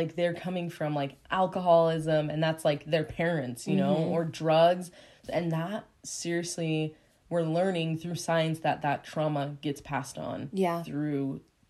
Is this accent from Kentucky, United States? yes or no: no; Utah, United States; growing up in Utah that I was a different skin color.